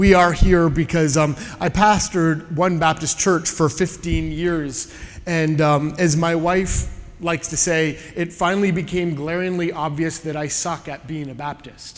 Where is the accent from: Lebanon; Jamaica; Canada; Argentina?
Canada; now in Southern California, United States; I am a Canadian in exile